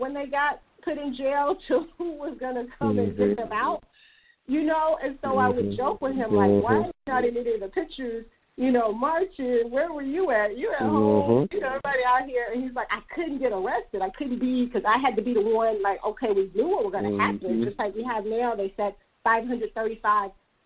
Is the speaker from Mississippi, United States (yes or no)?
yes; Mississippi, United States; now in Atlanta, United States; I'm from Mississippi.